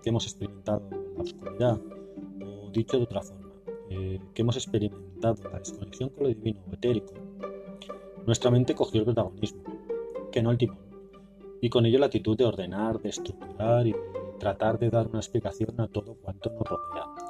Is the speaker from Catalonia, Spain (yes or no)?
yes; Barcelona, Catalonia, Spain; mi ciudad natal